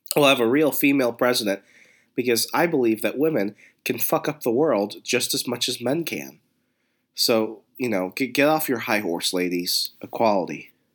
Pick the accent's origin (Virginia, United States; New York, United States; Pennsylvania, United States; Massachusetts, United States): Virginia, United States; Northern; having learned to drive and growing up in Virginia